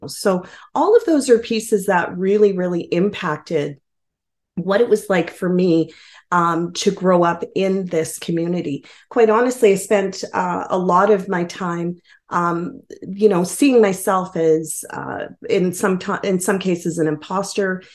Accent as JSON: {"language": "English", "town": "Edmonton", "region": "Alberta", "country": "Canada", "tie": "born or raised there", "said": "I uh, call myself a newcomer of over 40 years to Edmonton"}